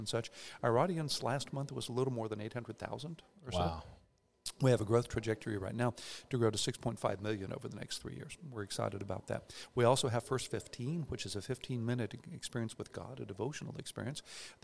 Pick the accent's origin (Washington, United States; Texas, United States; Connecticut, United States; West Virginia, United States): Texas, United States; Houston; also born or lived in Atlanta / Midland / Dallas; Born and raised in Houston, went through high school, Sharpstown High School and Houston Baptist University.